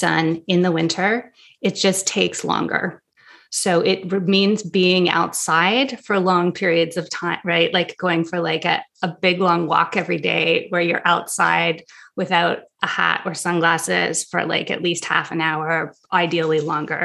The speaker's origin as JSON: {"language": "English", "country": "Canada", "also_born_or_lived": "France", "moved": "yes", "lives_now": "New York, United States", "said": "I'm from Canada"}